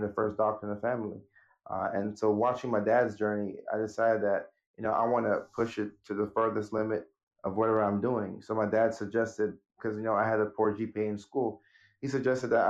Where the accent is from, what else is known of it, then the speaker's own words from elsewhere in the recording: Nashville, Tennessee, United States; also born or lived in Ghana / Norway; the family moved in 1999 to Nashville, Tennessee.